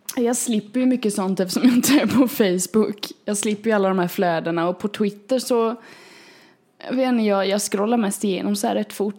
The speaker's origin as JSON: {"language": "Swedish", "region": "Småland", "country": "Sweden", "accent": "småländska", "said": "nu låter jag ju som den smålänning jag är"}